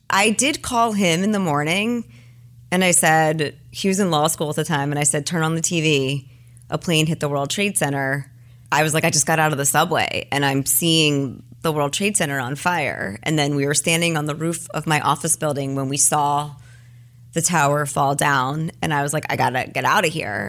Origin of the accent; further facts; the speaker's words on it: New York, United States; moved away as an adult; also born or lived in Los Altos, California; I'm a New Yorker